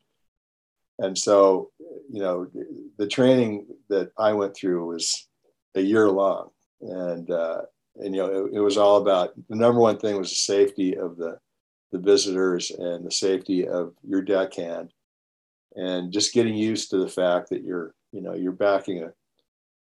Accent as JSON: {"language": "English", "town": "Long Beach", "region": "California", "country": "United States", "tie": "born or raised there", "said": "I grew up in Long Beach, up in LA County"}